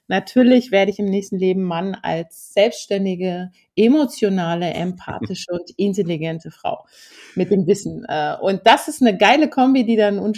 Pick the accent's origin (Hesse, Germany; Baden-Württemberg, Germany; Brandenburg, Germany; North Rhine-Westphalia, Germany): Hesse, Germany; Hümme; Ich bin ja in den Kasseler Bergen in Hümmer aufgewachsen, ähm, auf dem Bauernhof, sehr weit ab auch vom Dorf.